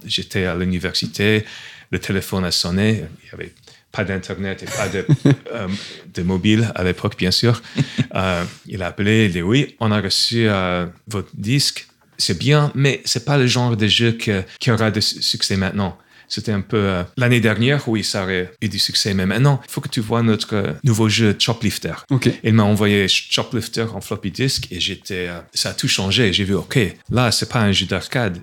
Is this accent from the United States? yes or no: yes; New York, United States; French is a second language; moved away as an adult; now in Montpellier, France; je suis de New York, donc c'était au lycée que j'ai vu les premiers ordinateurs